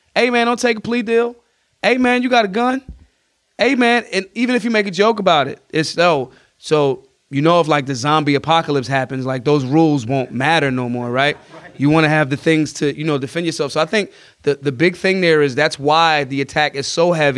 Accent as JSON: {"language": "English", "town": "Philadelphia", "region": "Pennsylvania", "country": "United States", "said": "I'm from Philly"}